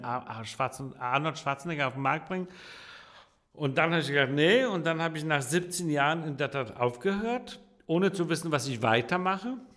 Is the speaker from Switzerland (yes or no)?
no; Copenhagen, Capital Region of Denmark, Denmark; also born or lived in Warsaw, Poland / Italy; now in Hamburg, Germany; Ich bin in Dänemark groß geworden